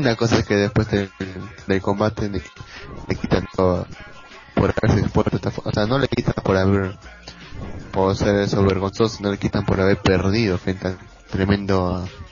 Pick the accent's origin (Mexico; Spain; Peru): Peru